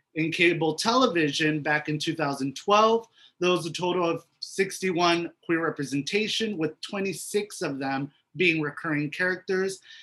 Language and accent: English; Miami, Florida, United States; the minorities that I grew up with here in Miami